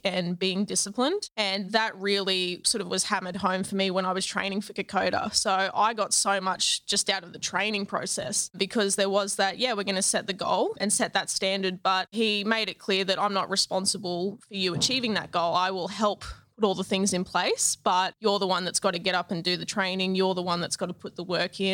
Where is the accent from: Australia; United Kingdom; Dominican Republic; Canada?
Australia; Toowoomba, Queensland; I grew up in Toowoomba